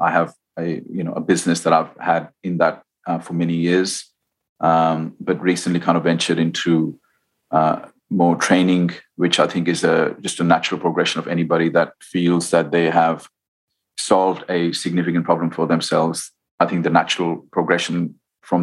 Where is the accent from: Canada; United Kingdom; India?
India; growing up in India